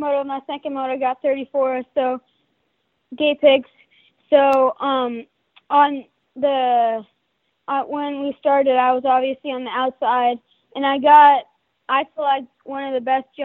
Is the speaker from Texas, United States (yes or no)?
yes; Lindale, Texas, United States; I am a Yamaha motocross racer from Lindell, Texas